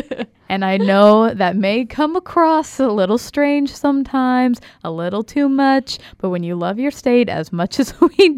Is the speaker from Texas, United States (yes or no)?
yes; Texas, United States; Well, I'm from Texas